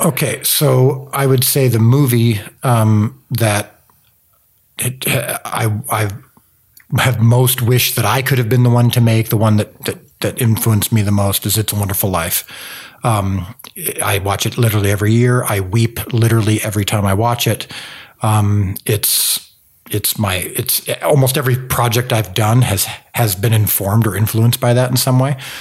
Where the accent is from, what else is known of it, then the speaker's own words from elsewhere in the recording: Zion, Illinois, United States; I grew up in a place called Zion, Illinois